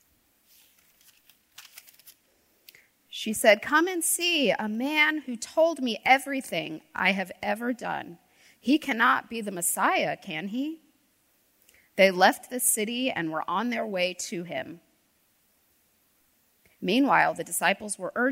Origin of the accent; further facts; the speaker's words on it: D.C., Northern Virginia, United States; now in North Carolina, United States; I grew up outside of Washington, D.C. in Northern Virginia